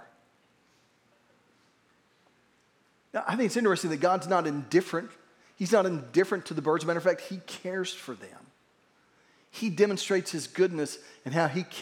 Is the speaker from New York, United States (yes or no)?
no; Verdigris, Oklahoma, United States; where I grew up in Verdigris